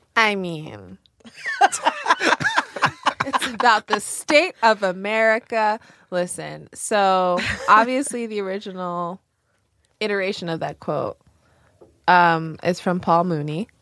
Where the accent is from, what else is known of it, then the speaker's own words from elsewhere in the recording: New York, United States; we grew up in New York